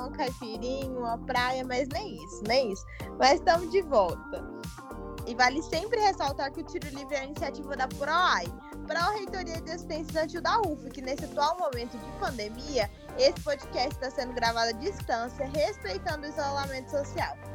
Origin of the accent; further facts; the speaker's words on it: Brazil; eu sou muito brasileira